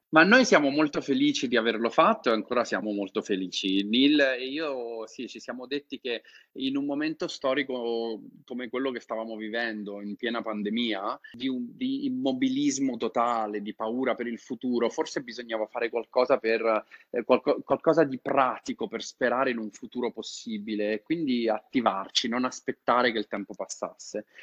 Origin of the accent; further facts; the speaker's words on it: Italy; moved away as an adult; io sono italiano, vivo all'estero da tanti anni